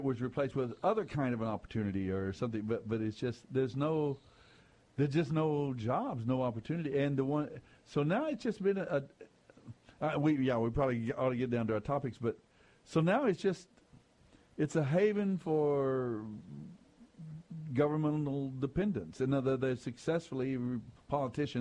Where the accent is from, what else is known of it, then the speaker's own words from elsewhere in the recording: Amarillo, Texas, United States; moved away; I've gone back to, you know, my hometown roots and said, now, happily, in this case, it was Texas again, and good old Amarillo